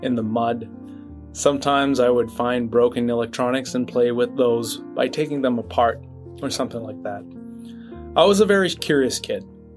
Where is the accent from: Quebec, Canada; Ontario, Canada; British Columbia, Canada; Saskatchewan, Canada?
Quebec, Canada; back in Quebec, which is where I grew up in Canada